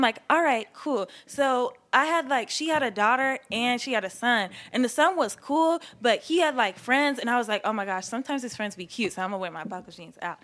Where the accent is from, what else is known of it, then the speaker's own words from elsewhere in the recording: Durham, North Carolina, United States; also born or lived in Charlottesville, Virginia; I was born in Charlottesville, North not North Carolina, Virginia. Okay. And um, yeah, I was raised in Durham.